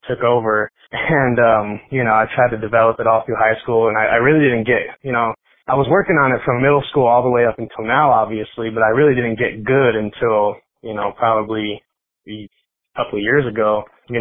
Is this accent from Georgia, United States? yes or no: no; Denver, Colorado, United States; I grew up in Colorado. I've been here before it was cool to be here. I just been here my whole life